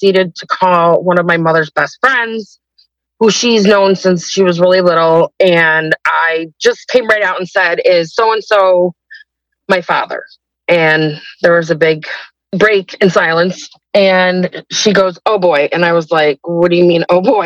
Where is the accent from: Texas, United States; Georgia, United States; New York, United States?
New York, United States; Rochester; I am 49, and I am from Rochester, New York.